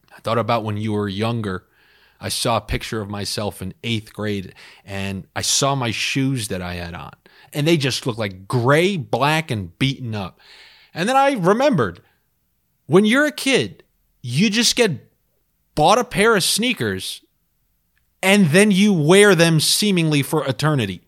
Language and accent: English; New York, United States; growing up in New York